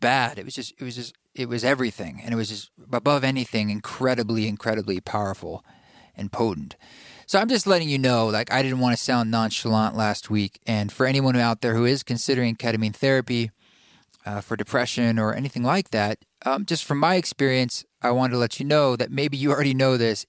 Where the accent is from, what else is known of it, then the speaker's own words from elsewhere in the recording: Portland, Oregon, United States; moved away; my hometown of Portland, Oregon